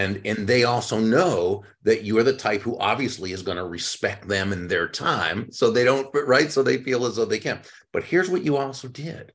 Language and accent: English; Massachusetts, United States; moved away as an adult; now in Florida, United States; I grew up in Massachusetts, moved down to Florida about 35 years ago